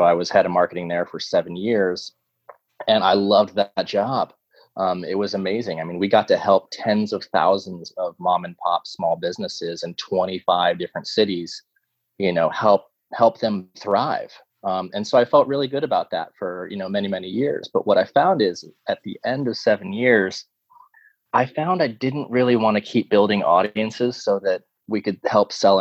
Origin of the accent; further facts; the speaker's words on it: Tulsa, Oklahoma, United States; moved away; also born or lived in New York City; since I was a kid growing up in Tulsa, Oklahoma